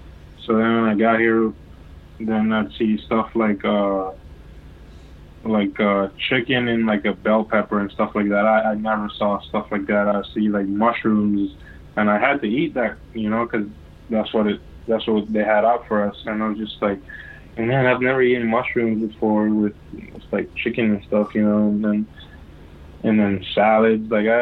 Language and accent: English; New York, United States; also born or lived in Dominican Republic / U.S. Virgin Islands; I was born in Dominican, but I left when I was a baby, and I grew up in New York and St. Thomas, U.S. Virgin Islands.